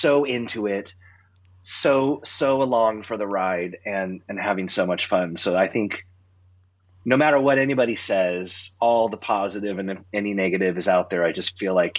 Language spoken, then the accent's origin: English; Southern California, United States; I grew up in Southern California